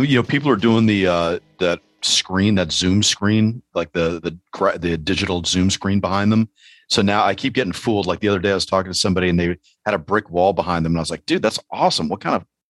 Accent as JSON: {"language": "English", "town": "New York City", "region": "New York", "country": "United States", "tie": "born or raised there", "said": "growing up in New York City"}